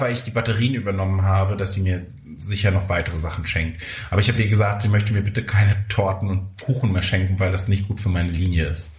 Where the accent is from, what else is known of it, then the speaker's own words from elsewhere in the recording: near Neubrandenburg, Mecklenburg-Vorpommern, Germany; moved away; in der Nähe von Neubrandenburg, in Mecklenburg-Vorpommern, in der Nähe meiner Heimat. Ich fühle mich zu Hause